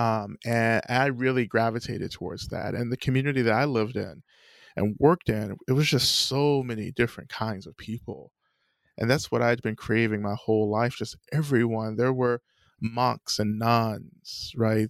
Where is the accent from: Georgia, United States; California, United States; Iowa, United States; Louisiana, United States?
Georgia, United States; North; I grew up in the South, in the American South, um, in North Georgia.